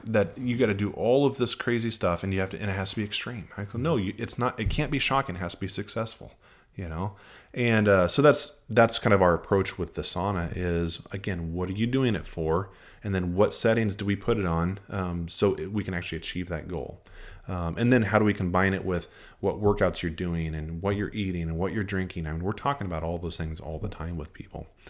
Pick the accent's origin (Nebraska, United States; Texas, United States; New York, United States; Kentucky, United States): Nebraska, United States; now in Nashville, United States; I'm from Nebraska